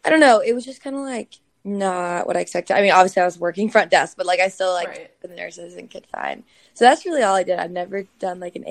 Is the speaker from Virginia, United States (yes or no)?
no; Georgia, United States; moved away as an adult; also born or lived in South Carolina; now in New York City, United States; I'm originally from Georgia